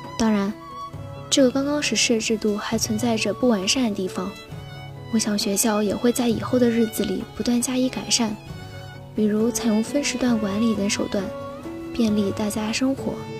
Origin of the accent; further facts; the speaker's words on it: Haimen, Jiangsu, China; moved away as an adult; now in Nanjing, China; 来自海门，我在南京大学，距离我家乡二百零九公里